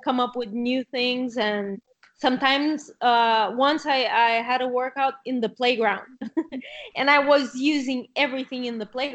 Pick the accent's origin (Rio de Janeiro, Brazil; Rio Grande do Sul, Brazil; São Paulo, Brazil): Rio de Janeiro, Brazil; English is a second language; moved away as an adult; now in Catalonia, Spain; I come from Rio